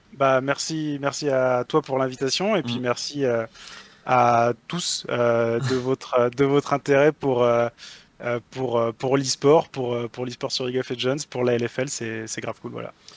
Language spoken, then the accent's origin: French; Brittany, France; je suis breton d'origine